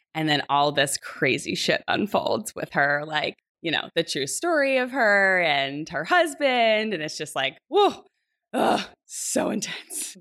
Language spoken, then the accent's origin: English; New Jersey, United States; I grew up in New Jersey. I'm a Jersey girl through and through.